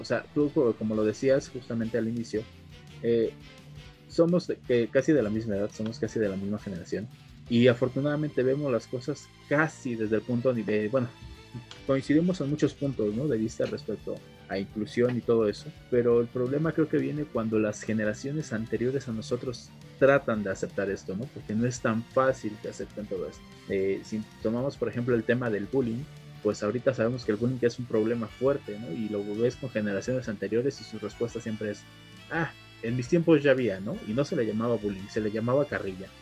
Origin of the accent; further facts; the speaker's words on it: Mexico; nosotros como mexicanos